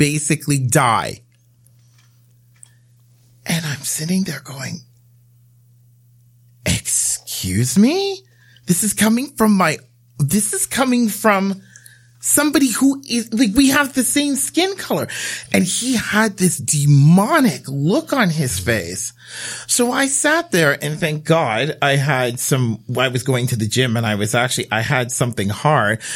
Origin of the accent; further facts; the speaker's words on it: Bermuda; now in Canada; I grew up in Bermuda